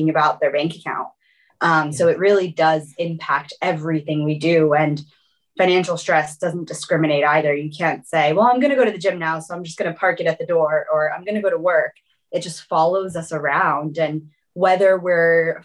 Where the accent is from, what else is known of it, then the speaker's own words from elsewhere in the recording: South Florida, United States; also born or lived in Brazil; So I was born in Brazil originally, and then we moved around quite a bit, and I grew up in South Florida. And that was where my entire kind of childhood, from the time I was 5 until 21, I was in Florida.